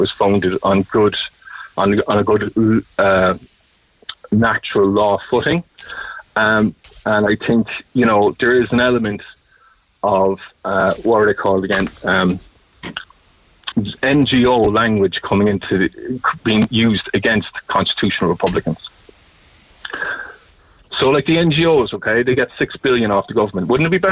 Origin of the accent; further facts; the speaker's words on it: Ireland; as an Irish person